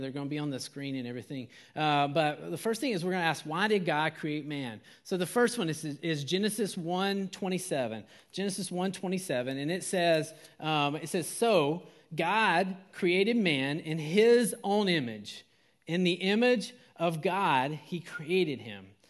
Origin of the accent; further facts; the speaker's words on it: Georgia, United States; moved away; I am from Georgia